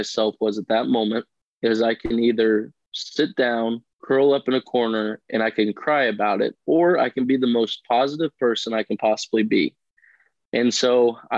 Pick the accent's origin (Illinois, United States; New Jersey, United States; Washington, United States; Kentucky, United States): Illinois, United States; Southern; I'm from Southern Illinois. I've grown up on a farm my whole life